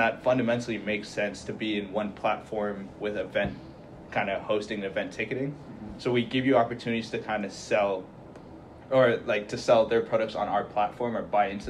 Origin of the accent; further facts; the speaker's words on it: Calgary, Alberta, Canada; also born or lived in Saudi Arabia; now in Kingston, Canada; Born and raised in Calgary, but lived in Saudi for a little bit